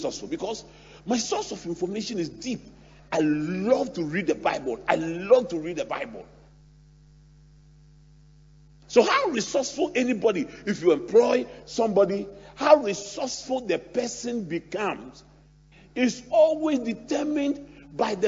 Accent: Ghana; I'm 52. I'm a Ghanaian.

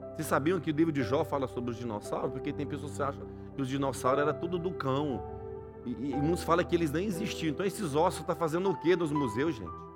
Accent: Goiás, Brazil; now in Swindon, United Kingdom; eu que vim de Goiás

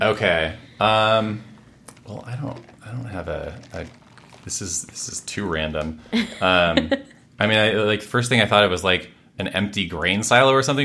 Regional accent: Washington, United States; also born or lived in Redmond / Bellingham / Everett / Mill Creek; I grew up in Washington State, lived quite a few places there, um, what, Redmond. Bellingham, which is right up at the border with Canada, mm-hmm. Everett, Mill Creek

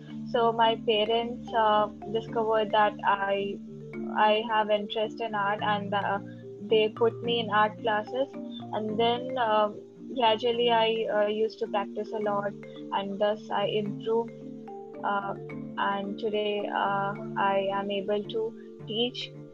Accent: India; I'm from India

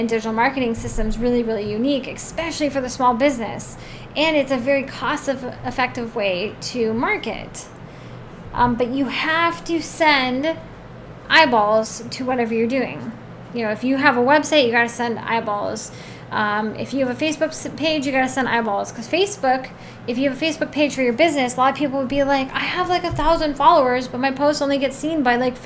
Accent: Oregon, United States; I'm from Oregon

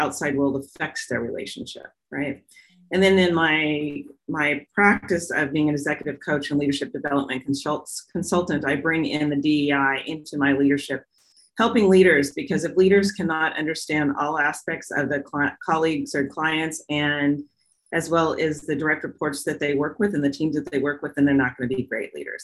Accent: Portland, Oregon, United States; I grew up here in the Northwest in Portland, Oregon

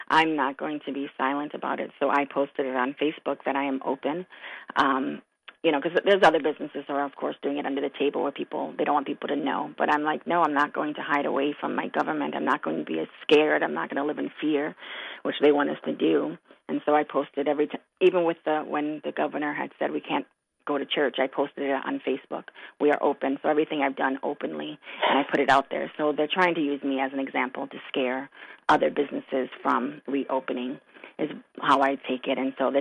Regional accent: Marshall, Minnesota, United States; also born or lived in Brooklyn, New York; I was born actually in Brooklyn, New York, but I moved to Minnesota when I was four. So I grew up in Marshall

